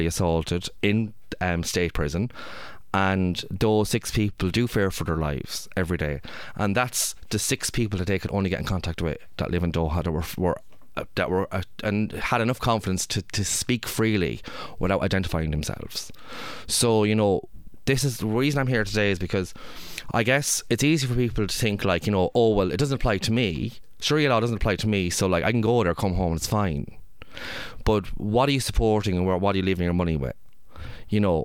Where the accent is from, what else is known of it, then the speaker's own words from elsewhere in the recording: Ireland; I'm from Ireland